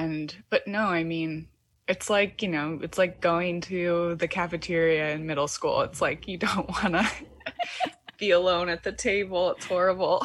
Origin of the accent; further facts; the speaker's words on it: Michigan, United States; now in Brooklyn, United States; I'm from the Midwest in Michigan